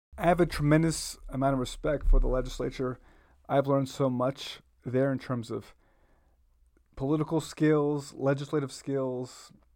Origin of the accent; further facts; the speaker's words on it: Boston, Massachusetts, United States; also born or lived in Puerto Rico; I went to elementary school, grew up in Roxbury for a number of years